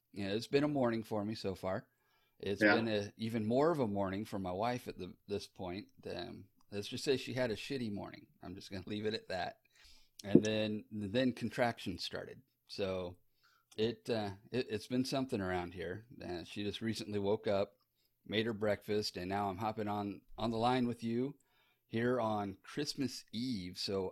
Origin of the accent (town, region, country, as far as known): Texas, United States; born or raised there; also born or lived in Sarasota, Florida